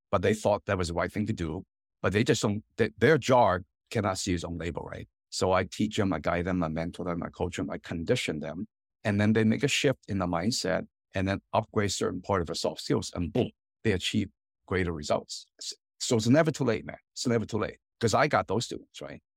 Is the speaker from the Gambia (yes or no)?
no; Hong Kong; now in United States; My, my parents and I, you know, kind of Chinese American immigrant family, and I'm from Hong Kong originally